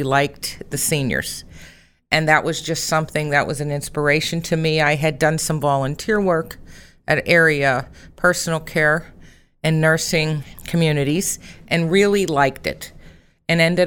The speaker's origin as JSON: {"language": "English", "town": "Rochester", "country": "United States", "tie": "born or raised there", "said": "I am a Rochester native, and I grew up in the Congregation of Grace Lutheran Church in Rochester"}